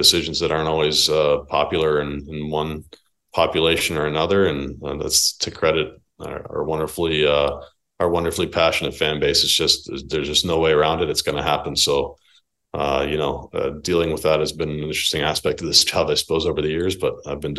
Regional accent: New Jersey, United States; I grew up in New Jersey

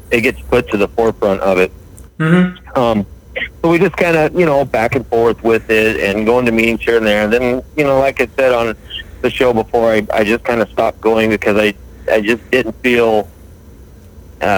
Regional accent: Billings, Montana, United States; I am from Billings, Montana

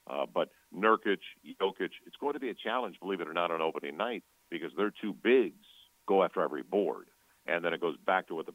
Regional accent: St. Louis, Missouri, United States; Well, uh, growing up in St. Louis like you

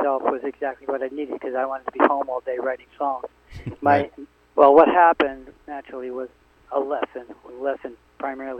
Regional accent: Connecticut, United States; I said, Connecticut

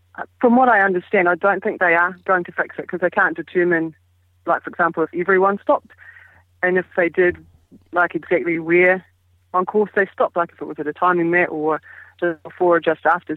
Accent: New Zealand; being a Kiwi

